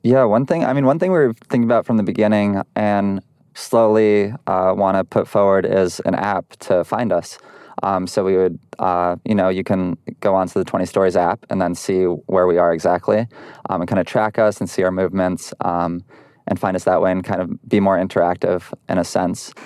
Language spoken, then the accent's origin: English; Providence, Rhode Island, United States; now in Los Angeles, United States; I'm from Providence.